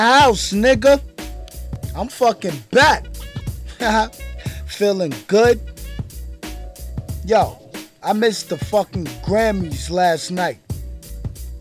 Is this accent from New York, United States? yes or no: yes; New York, United States; I'm from New York